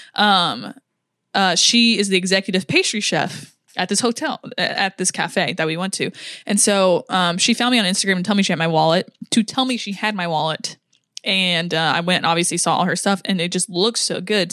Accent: United States; I'm American

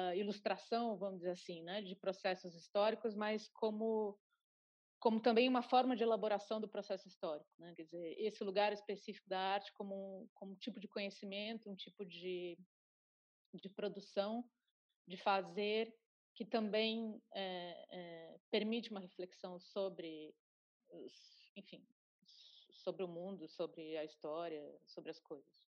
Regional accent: Curitiba, Paraná, Brazil; lá em Curitiba, de onde eu sou

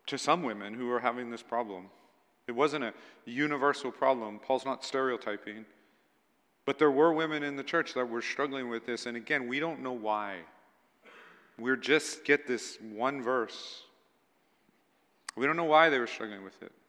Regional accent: United States; I'm an American

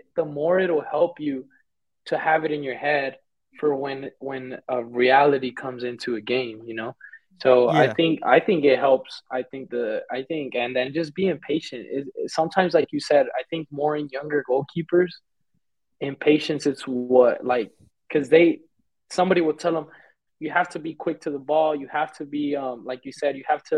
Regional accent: Fort Worth, Texas, United States; first language Spanish; moved away as an adult; now in Mexico; I'm from Fort Worth, Texas

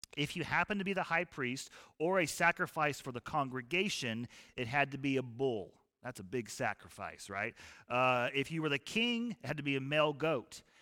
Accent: United States

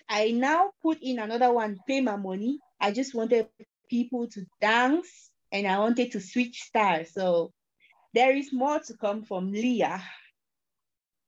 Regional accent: Cameroon; I am an artist from Cameroon

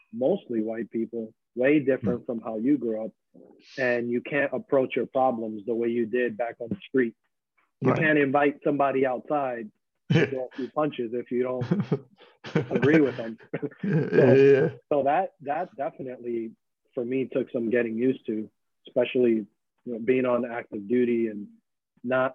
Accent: New York City, New York, United States; moved away as an adult; On Jerome Avenue, that's where I grew up.

